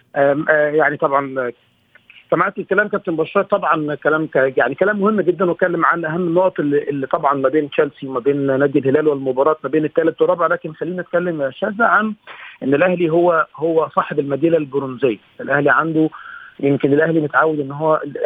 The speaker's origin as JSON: {"language": "Arabic", "country": "Egypt", "said": "اني مصري"}